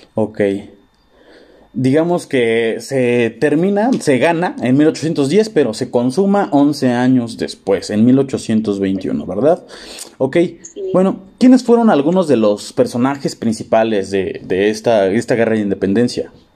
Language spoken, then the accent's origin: Spanish; Mexico; como mexicanos que somos